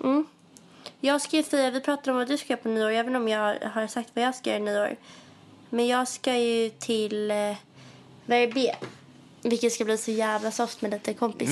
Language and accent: Swedish; Stockholm, Stockholm County, Sweden; moved away as an adult; now in Paris, France; att vara hemma i Stockholm